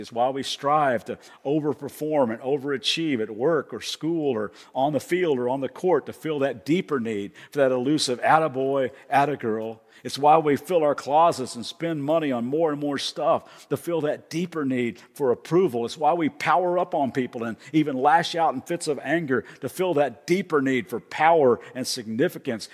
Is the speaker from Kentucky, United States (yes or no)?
yes; Kentucky, United States; accent: slight accent; now in Ventura, United States; even though I live in Ventura, I'm, from, I'm originally from Kentucky.